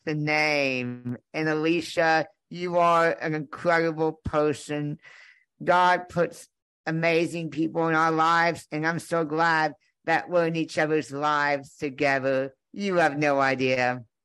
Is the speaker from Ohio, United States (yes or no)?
no; Conroe, Texas, United States; I was born in Conroe, Texas in 1993